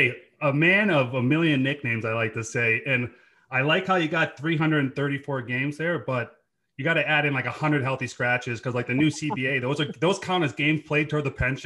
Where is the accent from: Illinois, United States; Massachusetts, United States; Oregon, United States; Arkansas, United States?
Massachusetts, United States; Boston; accent: Boston; growing up in Dorchester was awesome. Like, it's just it's an inner city kid playing lots of street hockey.